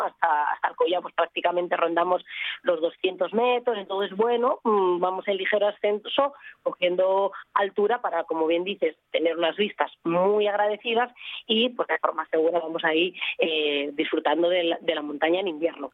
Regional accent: Santibáñez de la Fuente, Asturias, Spain; yo reivindico mi tierra, yo soy del Consejo de ayer, de Santibáñez de la Fuente

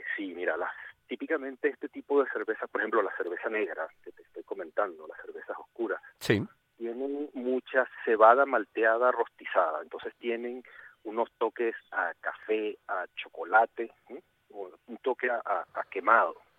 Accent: Venezuela; moved away as an adult; also born or lived in Puerto Rico; now in Asturias, Spain; yo salí de Venezuela en el año 2000 y viví los últimos, o sea, llevo desde el 2016 aquí en Asturias y del 2000 al 2016 estuve, o sea, esos 16 años viví en Puerto Rico

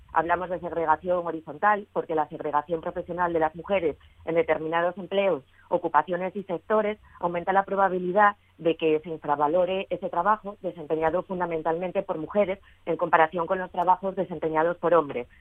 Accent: Asturias, Spain; las mujeres eh, asturianas somos campeonas en esa brecha de actividad, somos las mujeres asturianas

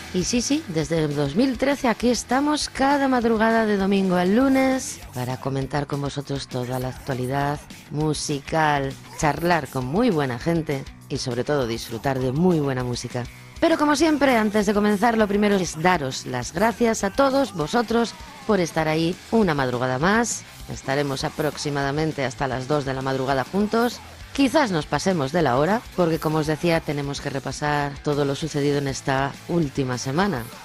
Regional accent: Luarca, Asturias, Spain; Juanjo y una servidora somos del occidente, somos de Chuarca

